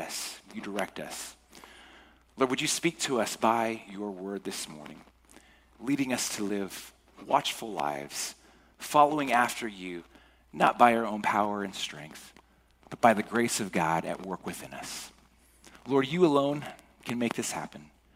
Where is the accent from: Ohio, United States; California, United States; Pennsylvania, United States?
California, United States; Cypress; moved away; I grew up in Orange County, so in Cypress.